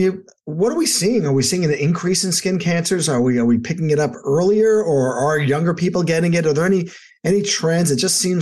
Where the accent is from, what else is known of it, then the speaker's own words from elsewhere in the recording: Long Island, New York, United States; now in Florida, United States; growing up in Long Island